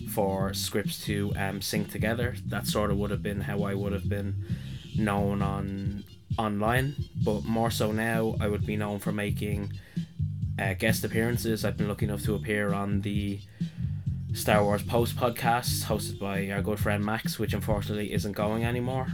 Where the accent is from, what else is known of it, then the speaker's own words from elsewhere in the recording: Dublin, Leinster, Ireland; I am from Dublin, Ireland.